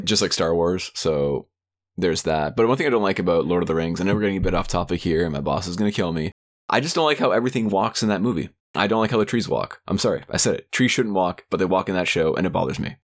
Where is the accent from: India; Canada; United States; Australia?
Canada; my home country of Canada